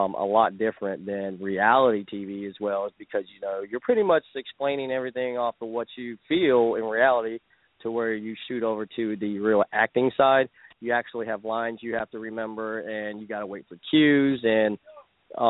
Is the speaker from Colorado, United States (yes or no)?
no; Wichita Falls, Texas, United States; from Wichita Falls